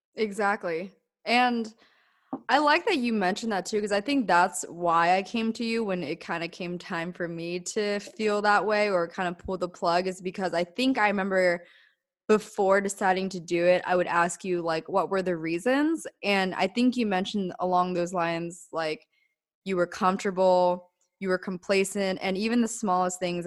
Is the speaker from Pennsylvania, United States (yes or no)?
yes; Denver, Pennsylvania, United States; moved away as an adult; I grew up in Denver, Pennsylvania, like middle of nowhere